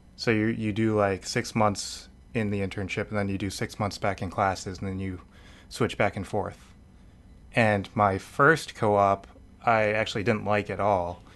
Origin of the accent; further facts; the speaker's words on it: Needham, Massachusetts, United States; I am from Massachusetts. I'm, I was born in, uh, suburbs of Boston